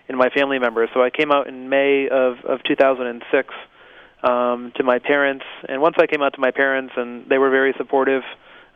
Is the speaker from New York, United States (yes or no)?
no; Holyoke, Massachusetts, United States; I grew up in Holyoke. I was born and raised here, went to the public schools